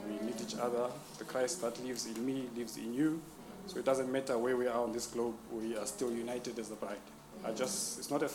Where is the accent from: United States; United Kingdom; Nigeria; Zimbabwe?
Zimbabwe; moved away as an adult; I'm from Zimbabwe.